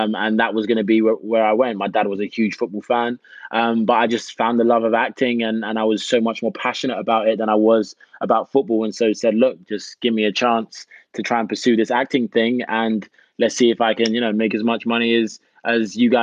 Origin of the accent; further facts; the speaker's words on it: United Kingdom; moved away as an adult; also born or lived in Jamaica; now in United States; Myself being a Brit